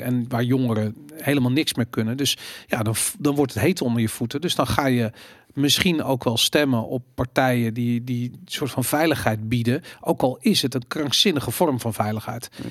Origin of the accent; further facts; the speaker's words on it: Netherlands